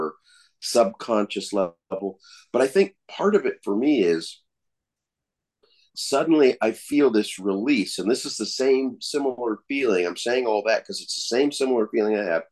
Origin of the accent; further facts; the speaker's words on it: Colorado, United States; also born or lived in California; now in Oklahoma, United States; Growing up in Colorado, born in California and then moved there when I was four